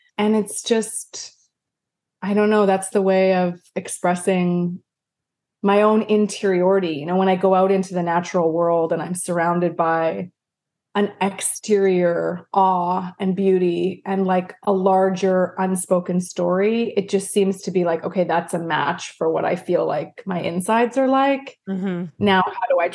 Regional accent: Vancouver, British Columbia, Canada; moved away as an adult; now in United States; I was from Vancouver

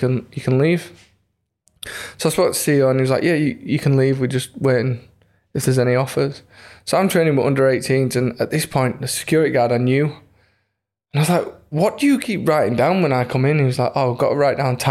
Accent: Leeds, Yorkshire and the Humber, United Kingdom; it's my hometown club

